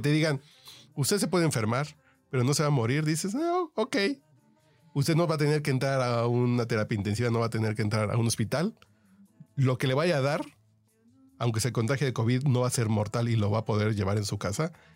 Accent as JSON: {"language": "Spanish", "country": "Mexico", "said": "yo como mexicano"}